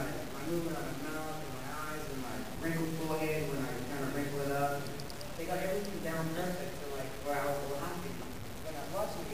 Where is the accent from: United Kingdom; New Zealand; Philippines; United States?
New Zealand; I was also in New Zealand because I'm a native Maori